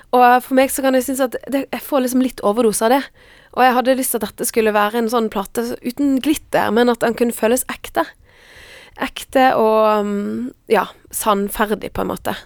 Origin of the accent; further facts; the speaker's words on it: Frekhaug, Vestland, Norway; also born or lived in Stavanger; jeg er vokst opp på et sted som heter Frekkhaug